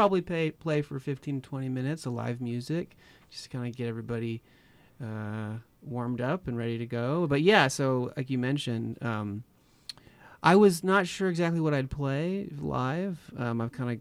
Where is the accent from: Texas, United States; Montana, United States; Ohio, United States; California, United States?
Texas, United States; I'm from Texas